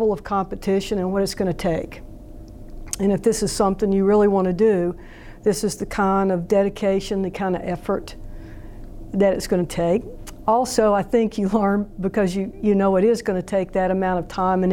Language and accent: English; Jefferson City, Missouri, United States; Robin and I grew up together in Jefferson City